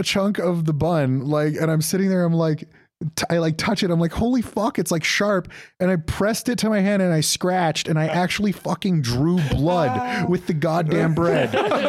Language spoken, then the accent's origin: English; Canada; I'm gonna get crucified as a Canadian for this